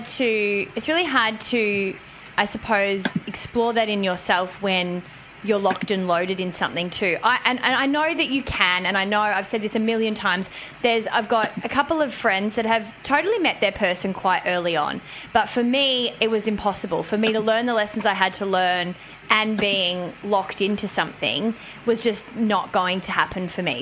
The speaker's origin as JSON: {"language": "English", "town": "Melbourne", "region": "Victoria", "country": "Australia", "tie": "born or raised there", "moved": "yes", "said": "I went to went to Melbourne town, which is my hometown"}